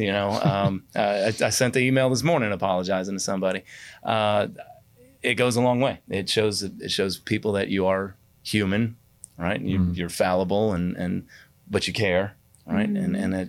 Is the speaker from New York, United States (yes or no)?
yes; New York, United States; born there; I was born in New York. I didn't live there very long, but I still have family up there.